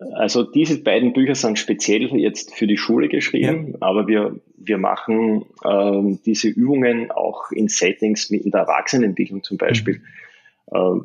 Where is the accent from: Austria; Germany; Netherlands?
Austria; Graz, Styria; ich bin ja aus Graz, das ist im Süden von Österreich in der Steiermark